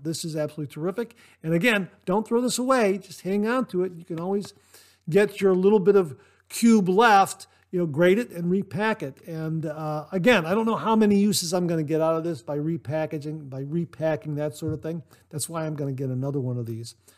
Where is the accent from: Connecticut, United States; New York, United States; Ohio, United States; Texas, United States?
Ohio, United States; Ohio, my home state, born and raised here.